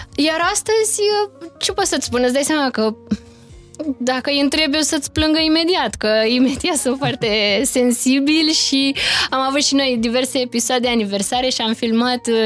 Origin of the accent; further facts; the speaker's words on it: Romania; moved away as an adult; noi ca români